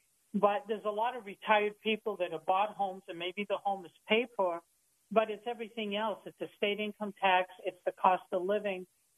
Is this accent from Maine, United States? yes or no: yes; Maine, United States; moved away as an adult; also born or lived in southwest Florida; now in Florida, United States; I'm from Maine. I moved to southwest Florida 16 years ago.